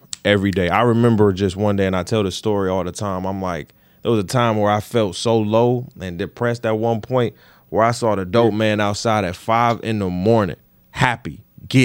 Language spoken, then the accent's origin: English; Detroit, Michigan, United States; we from Detroit